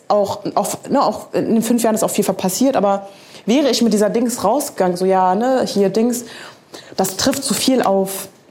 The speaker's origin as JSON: {"language": "German", "country": "Germany", "tie": "born or raised there", "said": "wir sind ja beide in Deutschland irgendwie aufgewachsen"}